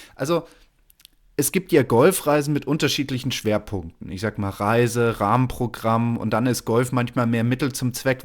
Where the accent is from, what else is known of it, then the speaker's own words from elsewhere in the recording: Germany; bei uns in Deutschland